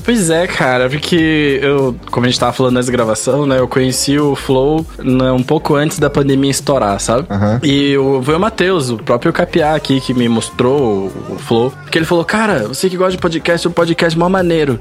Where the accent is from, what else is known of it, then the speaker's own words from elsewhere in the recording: Curitiba, Paraná, Brazil; Porque a gente é de Curitiba